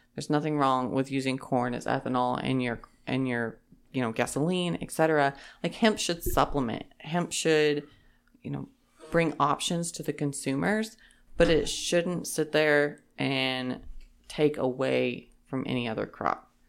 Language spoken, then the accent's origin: English; Holton, Kansas, United States; I am originally from Holton, Kansas. That's where I grew up.